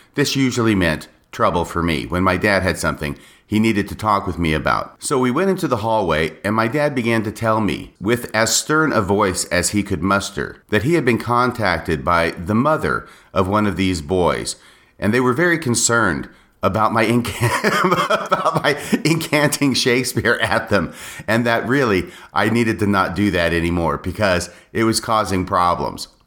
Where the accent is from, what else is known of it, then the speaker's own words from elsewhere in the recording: United States; also born or lived in Texas / Washington State; I was a normal young boy growing up in the United States of America.